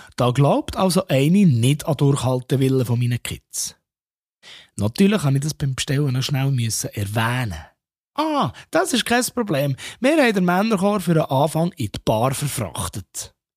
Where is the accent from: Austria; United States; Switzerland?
Switzerland; Bern; ich als Berner